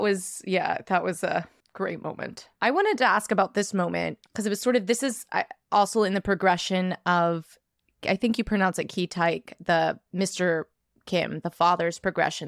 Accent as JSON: {"language": "English", "region": "New York", "country": "United States", "said": "as a New Yorker"}